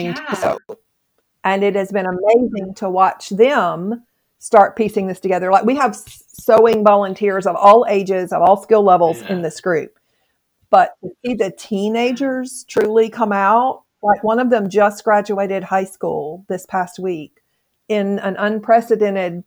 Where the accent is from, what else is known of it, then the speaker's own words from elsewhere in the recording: Mississippi, United States; moved away; I'm not from here. I'm from Mississippi